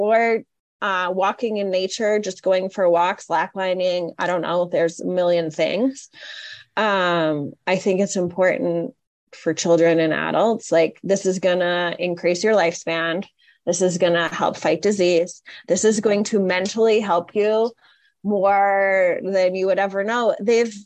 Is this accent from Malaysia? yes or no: no; Canada; I grew up in Canada